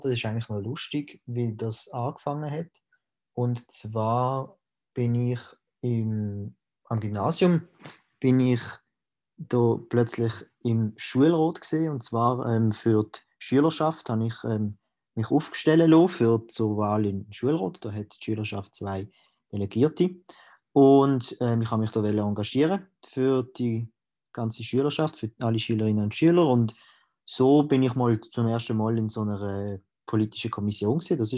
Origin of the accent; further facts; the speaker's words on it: Reinach, Basel-Landschaft, Switzerland; ich bin der Präsident von der Jungfreisinnigen Baselland. Ich komme aus Rinach